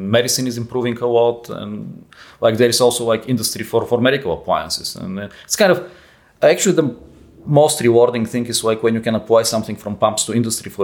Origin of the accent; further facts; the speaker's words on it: Bulgaria; moved away; also born or lived in Netherlands; I'm from Europe. I was born in Bulgaria and I started in the Netherlands